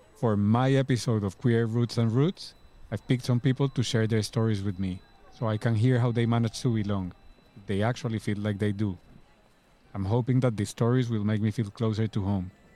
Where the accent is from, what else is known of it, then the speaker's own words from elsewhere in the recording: Cali, Valle del Cauca, Colombia; accent: thick accent; English is a second language; moved away as an adult; now in London, United Kingdom; Cali, where I'm from in Colombia, is a smaller, a slower, a, a much more relaxed city.